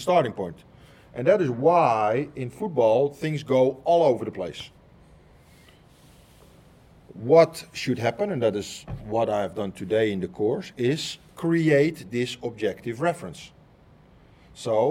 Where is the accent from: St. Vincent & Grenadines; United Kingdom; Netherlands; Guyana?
Netherlands; I am somebody from Holland, where Dutch people speak Dutch